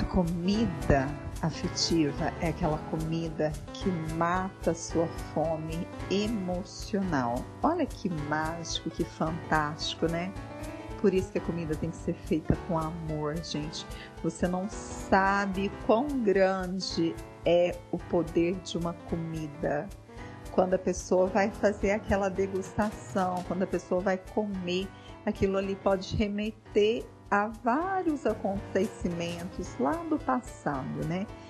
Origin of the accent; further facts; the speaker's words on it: Bom Jesus da Penha, Minas Gerais, Brazil; also born or lived in Uberlândia; Eu nasci em Uberlândia, mas muito jovem fui para Bom Jesus da Penha e daí fui morar num sítio, né, na roça